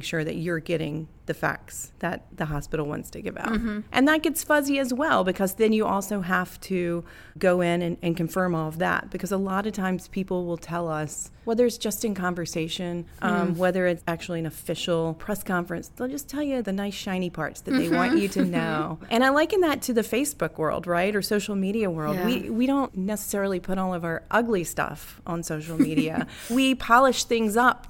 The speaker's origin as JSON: {"language": "English", "region": "North Carolina", "country": "United States", "moved": "yes", "said": "I'm from North Carolina originally."}